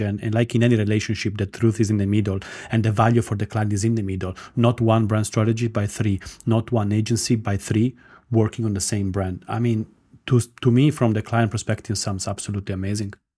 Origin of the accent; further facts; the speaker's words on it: Italy; moved away as an adult; also born or lived in Armenia / London; now in Cyprus; I was born in Armenia. My mom is Estonian. I grew up in Italy, done my career in London, and now I'm in sunny Cyprus